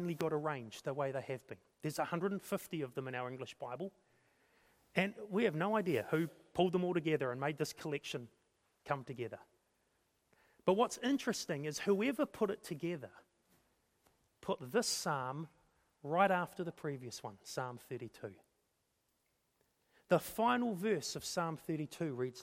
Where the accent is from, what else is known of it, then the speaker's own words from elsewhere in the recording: Napier, Hawke's Bay, New Zealand; the little church that we grew up in Napier